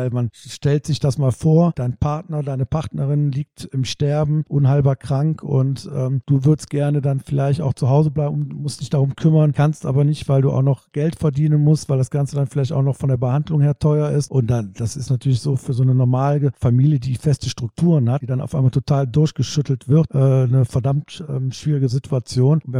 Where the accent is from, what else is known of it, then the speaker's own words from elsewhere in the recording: North Rhine-Westphalia, Germany; weil ich bin auch äh, mitten in der Stadt groß geworden und äh, wir hatten auch so ein, äh, so ein Jugendheim, ne?